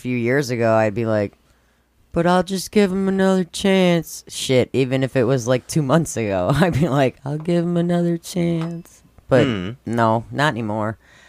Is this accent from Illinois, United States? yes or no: yes; Schaumburg, Illinois, United States; where I grew up in Schaumburg was more tense and stressful and you couldn't relax.